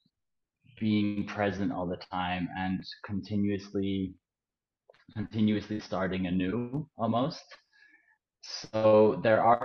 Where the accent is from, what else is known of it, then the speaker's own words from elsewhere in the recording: Netherlands; moved away as an adult; I'm from the Netherlands